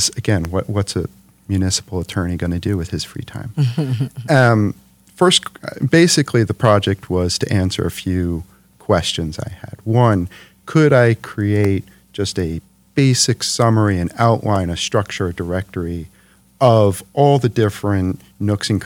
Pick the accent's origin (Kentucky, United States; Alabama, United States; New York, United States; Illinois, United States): New York, United States; New York City; moved away as an adult; now in Detroit, United States; New York City originally, New York City. Brooklyn.